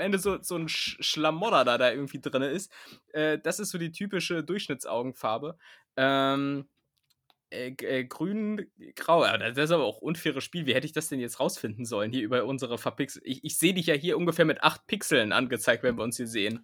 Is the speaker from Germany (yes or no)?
yes; Hameln, Lower Saxony, Germany; Ich komme aus, aus Hameln